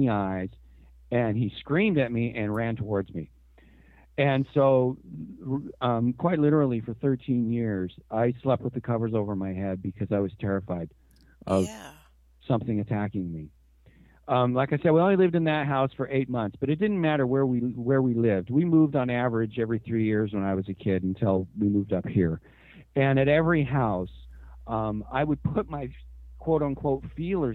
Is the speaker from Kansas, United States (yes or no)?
no; Washington, United States; also born or lived in Seattle area; Born and raised in Washington, and yeah, pretty much. I mean, we moved up here into the Seattle area when I was 11 years old.